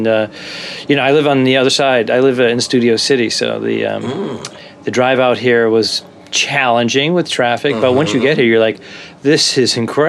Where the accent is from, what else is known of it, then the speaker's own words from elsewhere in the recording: Rhode Island, United States; moved away; also born or lived in Boston / New York City; I lived in Boston for many, many years, but I'm originally from Rhode Island